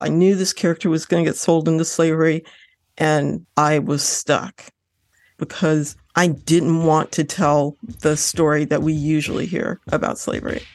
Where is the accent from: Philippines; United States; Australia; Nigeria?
United States; Lorain, Ohio; I grew up in Ohio, I grew up in Lorraine, Ohio